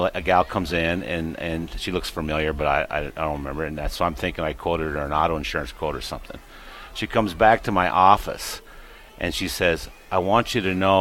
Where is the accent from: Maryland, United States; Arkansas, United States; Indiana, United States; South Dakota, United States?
South Dakota, United States; Tyndall; We grew up in Tyndall, South Dakota, where we first lived, where I became Catholic